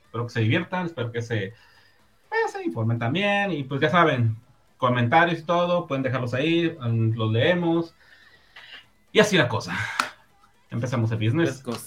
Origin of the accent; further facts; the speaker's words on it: northern Mexico, Mexico; Somos mexicanos, hombre. Somos del norte.